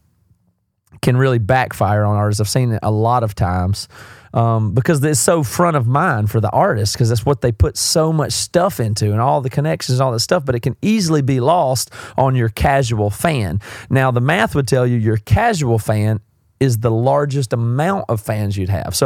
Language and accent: English; South Carolina, United States; accent: southern; I'm from South Carolina. I've got a southern accent.